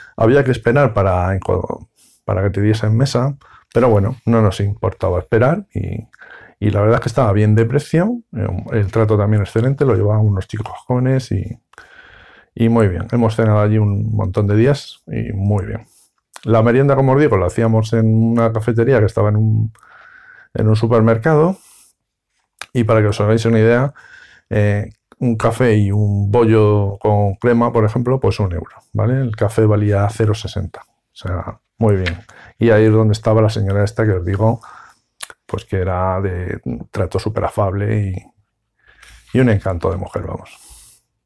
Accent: Cáceres, Extremadura, Spain; yo soy de Cáceres, la frontera está muy cerca

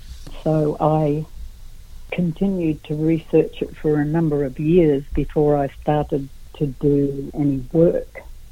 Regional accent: Brisbane, Queensland, Australia; I was brought up down in Brisbane, actually. Yeah. I was born in Brisbane, raised in Brisbane.

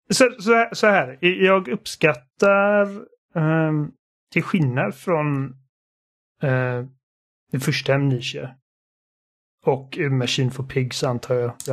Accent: Sweden; Eftersom att båda mina föräldrar är, är tyskar så är jag tekniskt sett tysk, men jag är svensk medborgare och liksom det enda jag vet är Sverige.

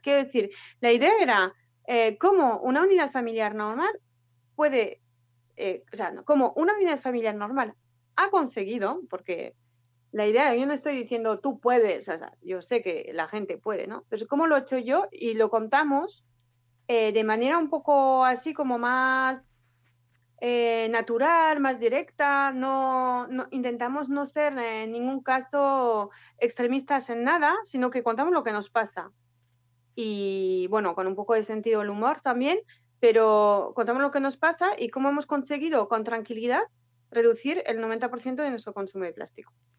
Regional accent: France; moved away as an adult; now in Bilbao, Spain; soy francesa, pero llevo ya casi 15 años, 14 años

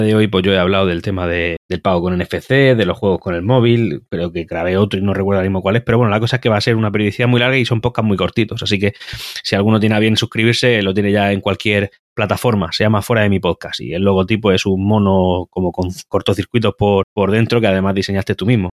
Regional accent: Murcia, Region of Murcia, Spain; yo soy de Murcia, vivo en Murcia también

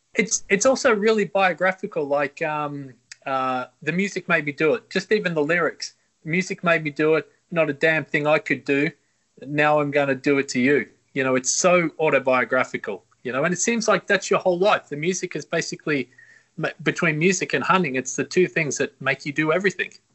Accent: Australia; born and raised in Australia

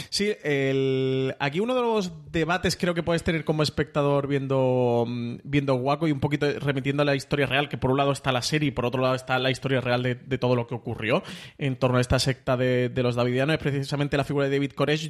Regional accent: Spain; como espectador español

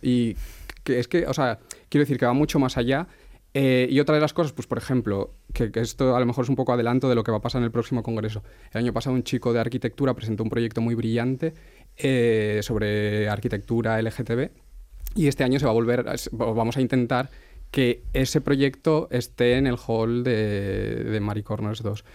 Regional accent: Asturias, Spain; yo soy de Asturias

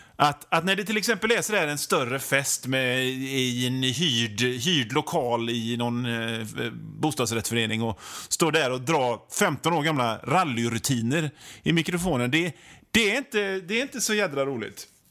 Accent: Hönö, Västra Götaland, Sweden; now in Gothenburg, Sweden; hemma på Hönö där jag är uppväxt

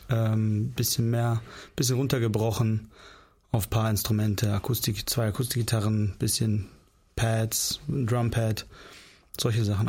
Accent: Northern Germany, Germany; also born or lived in Kyrgyzstan; Also die meiste Zeit sind wir eigentlich im Norden Deutschlands aufgewachsen. Ich war eins, als wir aus Kirgistan hergekommen sind.

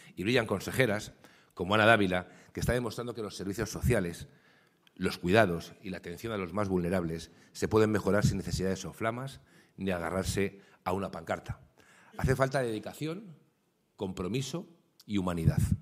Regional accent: Community of Madrid, Spain; como madrileño

